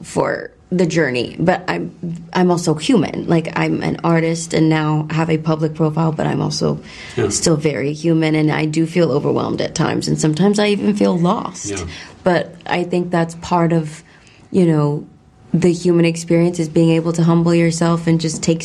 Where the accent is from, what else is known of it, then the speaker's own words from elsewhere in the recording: North Carolina, United States; I was born in North Carolina